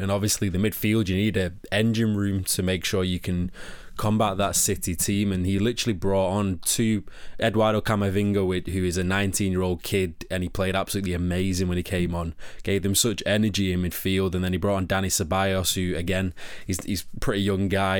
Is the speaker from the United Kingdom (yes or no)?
yes; Manchester, North West England, United Kingdom; accent: Manchester; my Manchester accent